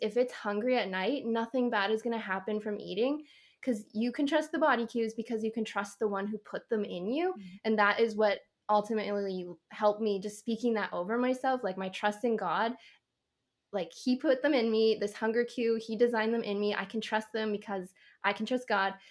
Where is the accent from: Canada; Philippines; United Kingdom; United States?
Canada; I'm Canadian.